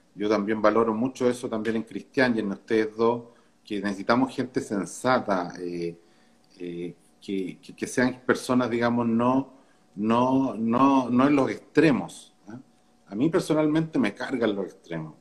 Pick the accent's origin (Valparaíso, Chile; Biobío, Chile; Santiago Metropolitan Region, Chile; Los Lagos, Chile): Santiago Metropolitan Region, Chile; Santiago; yo, personalmente nací y crecí en Santiago